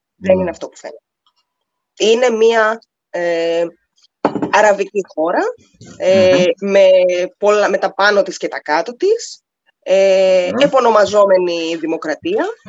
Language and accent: Greek; Greece; now in United Arab Emirates; ως Ελληνίδα